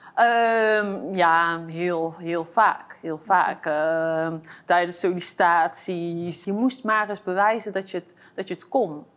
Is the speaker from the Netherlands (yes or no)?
yes; Eindhoven, North Brabant, Netherlands; Ik ben opgegroeid in eh, Eindhoven, in een eh, achterstandswijk. En eh, daar kom ik vandaan. En ik ben een geboren en getogen Eindhovenaar.